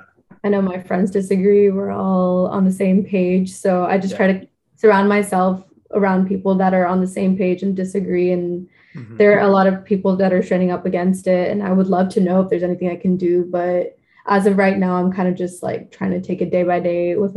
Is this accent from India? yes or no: yes; India; So, like, I'm an Indian citizen, so I can't do much voting or anything.